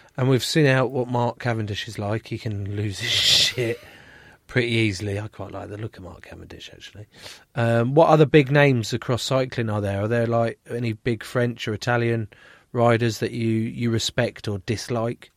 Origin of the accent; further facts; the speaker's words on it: England, United Kingdom; being English